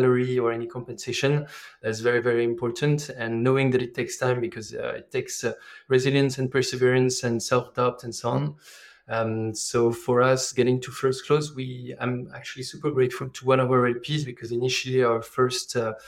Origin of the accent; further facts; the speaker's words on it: France; accent: French; English is a second language; moved away as an adult; also born or lived in emerging markets / Africa; I am originally from France, as you can hear from the accent.